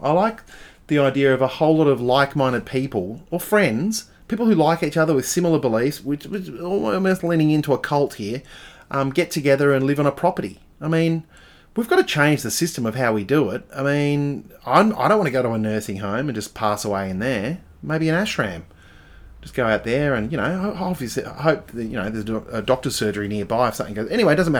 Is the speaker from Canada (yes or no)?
no; Adelaide, South Australia, Australia; I never had zines where I grew up in Adelaide. There were no zines.